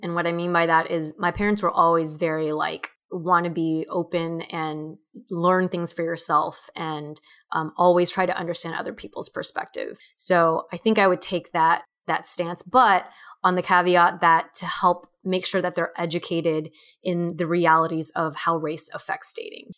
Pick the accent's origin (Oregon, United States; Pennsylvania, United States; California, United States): California, United States; Orange County; growing up in Orange County, California